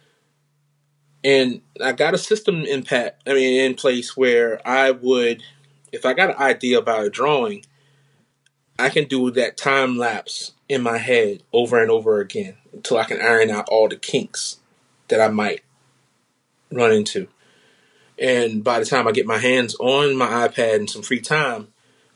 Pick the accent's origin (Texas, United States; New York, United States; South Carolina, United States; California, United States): South Carolina, United States; now in Washington, D.C. area, United States; I'm originally from South Carolina